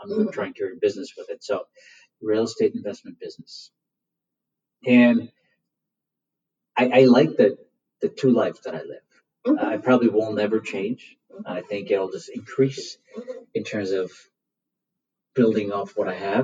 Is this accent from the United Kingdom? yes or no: no; India; moved away; In India, we're tobacco farmers by trade. I was born in India.